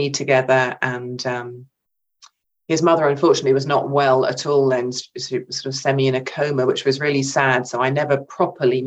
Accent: England, United Kingdom; an English woman, an English artist

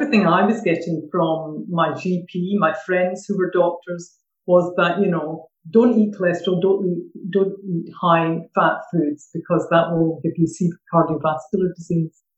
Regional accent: Glasgow, Scotland, United Kingdom; accent: Glaswegian; moved away as an adult; now in Suffolk, United Kingdom; originally from Glasgow, but I have been down in Suffolk for about 13 years. Every time I go back north, they say I've lost my accent. And then down here, they don't understand what I'm saying if I use my good old vernacular Glaswegian.

